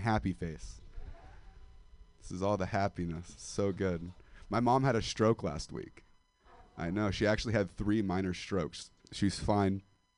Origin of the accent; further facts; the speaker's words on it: Modesto, California, United States; now in San Francisco, United States; because I'm 25 and I'm a dropout from Modesto, California.